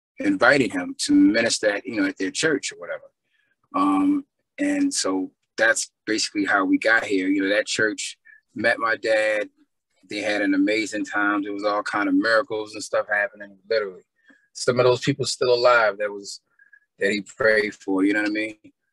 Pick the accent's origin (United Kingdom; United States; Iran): United States; Baltimore, Maryland; also born or lived in Guyana; I grew up here, I was born in Baltimore. My family's from there, but of course I always claim GT, you know, I'm a Georgetown boy.